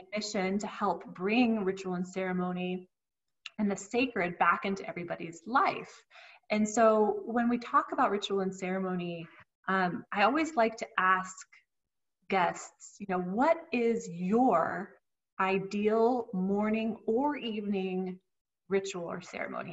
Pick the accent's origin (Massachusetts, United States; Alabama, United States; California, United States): California, United States; Southern; accent: Southern Californian; I've grown up in Southern California and look very Southern Californian. I sound very Southern Californian